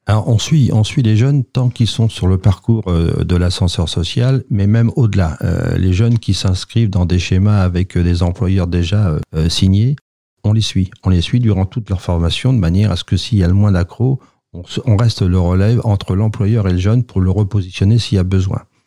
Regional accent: Sartrouville, Île-de-France, France; je suis né à Sartreville

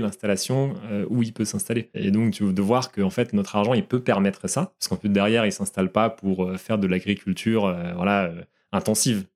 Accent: Brittany, France; Comme je suis breton d'origine

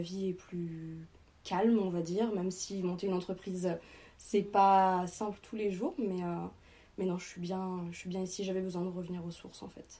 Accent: Trégueux, Brittany, France; also born or lived in Paris; j'ai grandi ici donc à Trégueux

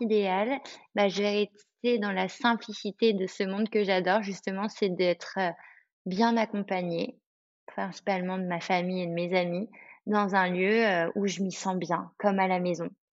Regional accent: Paris, Île-de-France, France; je suis parisienne, à Paris, il y a le bruit

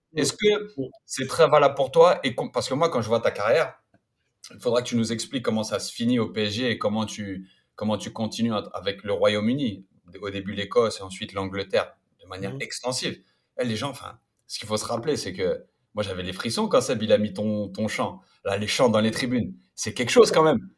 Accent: Paris, Île-de-France, France; now in Toronto, Canada; j'étais de Paris

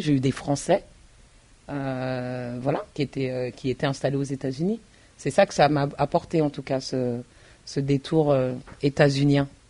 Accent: Paris, Île-de-France, France; moved away as an adult; also born or lived in United States; now in Tours, France; je suis née à Paris et, euh, mes parents sont originaires de la Côte d'Ivoire. Je suis une fille d'immigrés. Et c'est vrai que, en me, en grandissant, en me construisant, j'ai grandi en banlieue parisienne

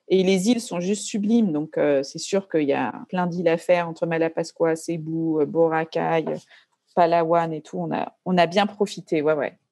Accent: Paris, Île-de-France, France; moved away as an adult; also born or lived in Béziers, France; now in Bali, Indonesia; Je viens de Paris, j'ai grandi à Paris

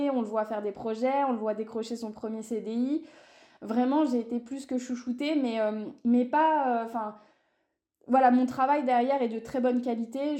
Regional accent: Paris suburbs, Île-de-France, France; Moi, je vis à Disney

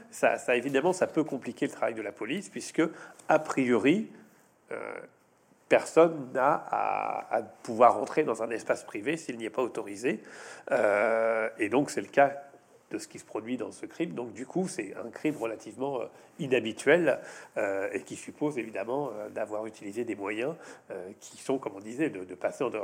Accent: France; je suis chez moi, je suis à Bordeaux, parce, pas parce que je paye des impôts, je suis français, je suis européen

